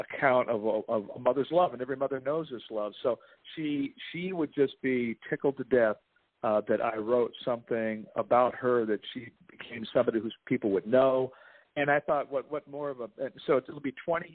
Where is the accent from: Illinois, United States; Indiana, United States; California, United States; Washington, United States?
California, United States; Compton; moved away; also born or lived in Oregon; we grew up in Compton in poverty.